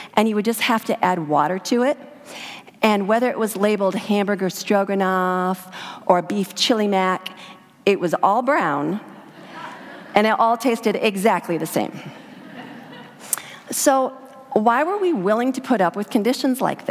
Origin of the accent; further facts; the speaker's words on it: Idaho, United States; I grew up in Idaho in a backpacking family